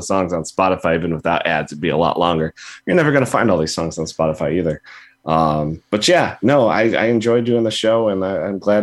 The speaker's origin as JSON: {"language": "English", "region": "Illinois", "country": "United States", "said": "I'm from Illinois"}